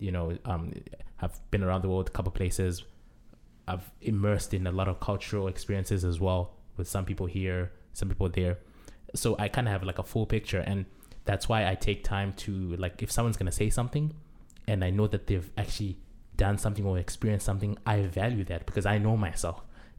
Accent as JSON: {"language": "English", "country": "Zimbabwe", "moved": "yes", "said": "I'm from Zimbabwe."}